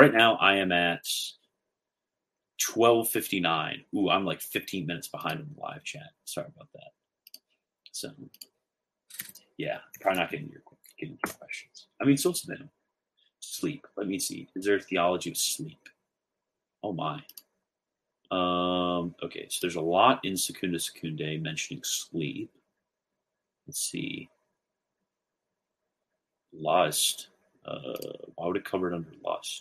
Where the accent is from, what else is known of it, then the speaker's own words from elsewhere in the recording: Maryland, United States; moved away; I'm from Maryland, love Maryland